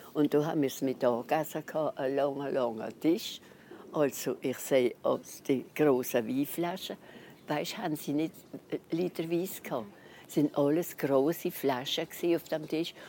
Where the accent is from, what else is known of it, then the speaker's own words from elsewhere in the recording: Neuwiller, Grand Est, France; ich bin auf die Welt in Neuwil selber. Und dann seitdem wohne ich immer in Neuwil